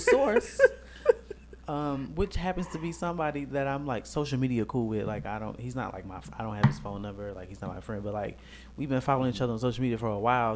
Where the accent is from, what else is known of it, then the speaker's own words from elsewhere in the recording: Chicago, Illinois, United States; we are from Chicago.